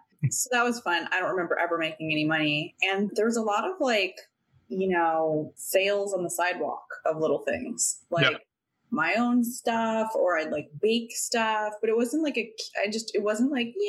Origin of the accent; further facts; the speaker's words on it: Sacramento, California, United States; moved away as an adult; also born or lived in San Diego / Olympia / Seattle / San Francisco; I was born in San Diego and lived there till I was about 7. We lived in like 3 different houses for whatever reason. We ended up buying one. And then I think it got too expensive. So then we moved to Sacramento.